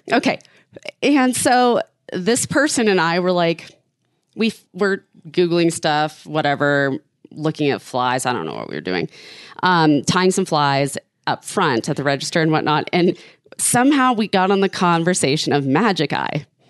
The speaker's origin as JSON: {"language": "English", "town": "Shoreline", "region": "Washington", "country": "United States", "tie": "born or raised there", "said": "I was born in Shoreline, Washington. and raised in the same area."}